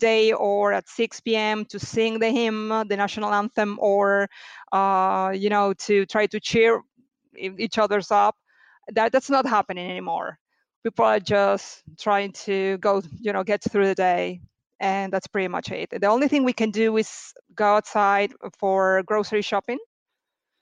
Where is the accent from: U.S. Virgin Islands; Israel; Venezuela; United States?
Venezuela; moved away as an adult; now in Bari, Italy; I'm from Venezuela originally. Today, it's 10 years that I moved in Italy